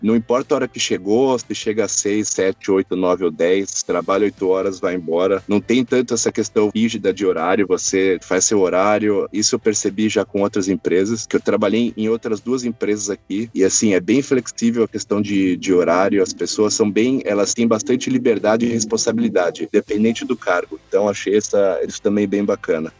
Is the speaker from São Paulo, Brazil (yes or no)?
yes; São Paulo, Brazil; moved away as an adult; now in Vancouver, Canada; nasci e cresci em São Paulo, cresci na região de Alphaville, um pouco afastado de São Paulo